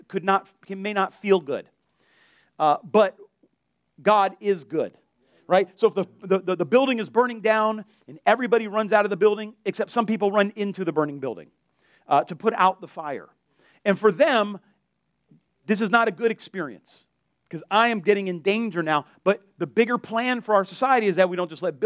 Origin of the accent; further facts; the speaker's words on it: Delray Beach, Florida, United States; also born or lived in Lake Worth, Florida; I grew up in Delray, and when I moved to Lake Worth